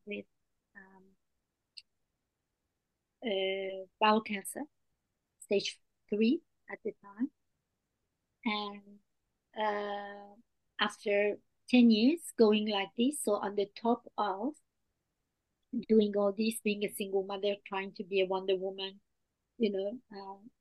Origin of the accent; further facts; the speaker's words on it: France; English is a second language; moved away as an adult; now in Australia; I was raised in France and came to Australia as an adult.